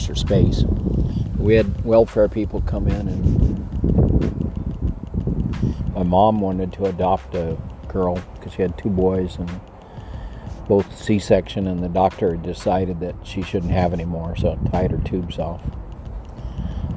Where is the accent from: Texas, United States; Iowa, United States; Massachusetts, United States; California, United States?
Texas, United States; El Paso; I was raised in El Paso.